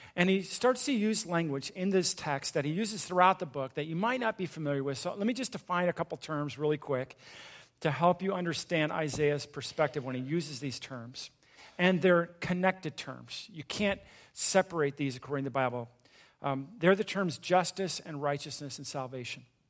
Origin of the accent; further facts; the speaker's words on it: Southern California, United States; I grew up in a small town in Southern California